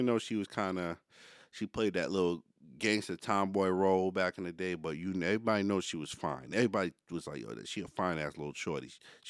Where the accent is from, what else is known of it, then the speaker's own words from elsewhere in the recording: Yonkers, New York, United States; also born or lived in Connecticut; I'm from Wyo.